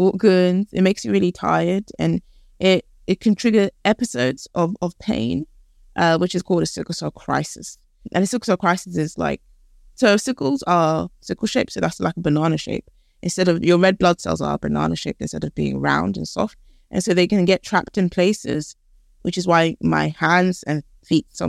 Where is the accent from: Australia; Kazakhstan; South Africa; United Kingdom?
United Kingdom; London; also born or lived in Canada / Philadelphia, United States / Ghana; I grew up here in London